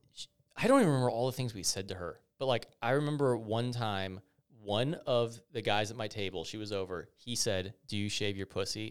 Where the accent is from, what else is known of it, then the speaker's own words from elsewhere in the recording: Naperville, Illinois, United States; I grew up in Naperville